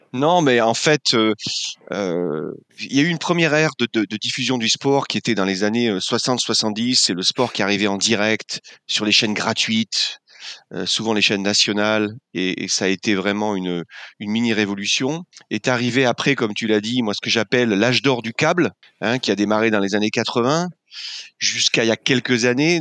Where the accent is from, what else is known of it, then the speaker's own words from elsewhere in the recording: Landes, Nouvelle-Aquitaine, France; moved away as an adult; also born or lived in Paris; moi, je venais de, du sud-ouest de la France, des Landes, où je vis maintenant